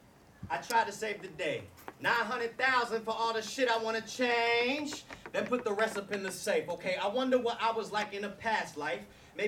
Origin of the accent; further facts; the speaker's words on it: North Carolina, United States; I'm from North Carolina.